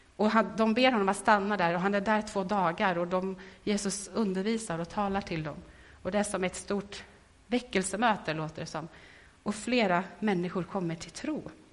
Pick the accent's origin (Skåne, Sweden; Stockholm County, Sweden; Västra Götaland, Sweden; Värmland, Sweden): Värmland, Sweden; moved away; i Värmland hemma där jag kommer ifrån. Och så träffades med några tjejkompisar som jag vuxit upp med